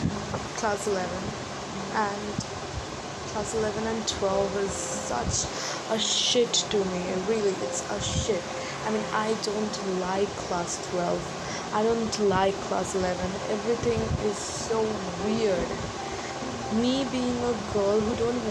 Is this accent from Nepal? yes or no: no; India; from India